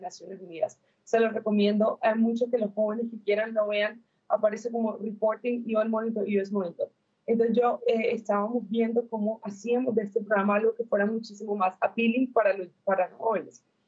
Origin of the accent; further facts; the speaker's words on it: Colombia; yo soy de Colombia